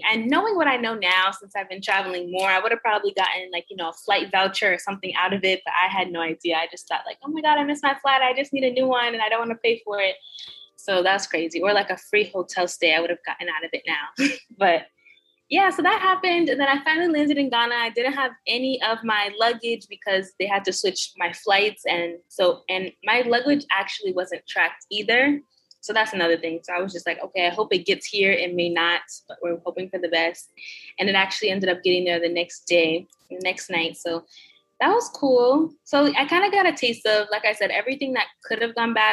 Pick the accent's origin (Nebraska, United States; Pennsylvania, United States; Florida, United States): Florida, United States; That's where I'm from. I'm from Florida, so I was flying out of the Fort Lauderdale airport